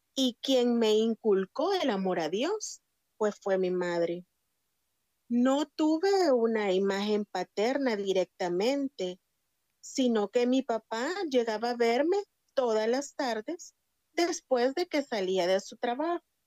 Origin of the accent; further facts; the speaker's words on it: San Salvador, El Salvador; Nací en El Salvador, soy del Salvador y nací en San Salvador